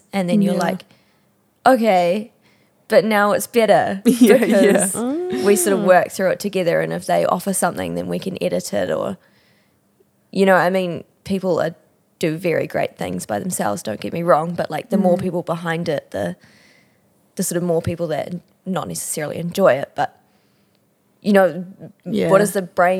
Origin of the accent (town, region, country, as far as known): Auckland, New Zealand; born or raised there